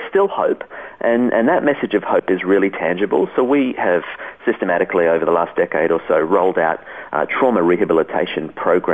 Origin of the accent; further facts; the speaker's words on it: Australia; also born or lived in Switzerland; as an Australian